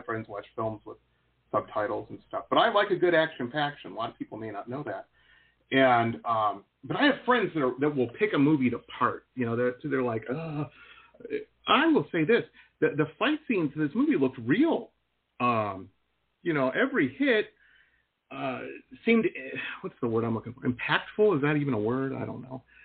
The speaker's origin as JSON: {"language": "English", "town": "Detroit", "region": "Michigan", "country": "United States", "tie": "born or raised there", "said": "I grew up in Detroit"}